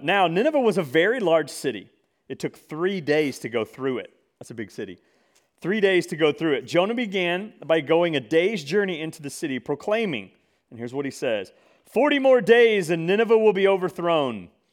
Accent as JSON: {"language": "English", "region": "Mississippi", "country": "United States", "tie": "born or raised there", "said": "I grew up in Mississippi."}